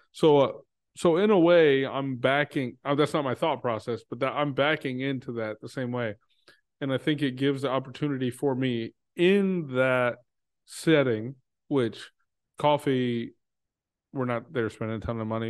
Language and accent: English; Texas, United States; now in Chicago, United States; I'm from Texas